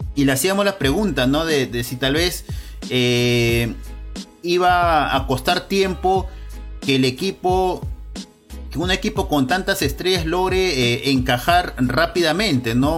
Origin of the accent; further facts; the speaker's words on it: Peru; como peruano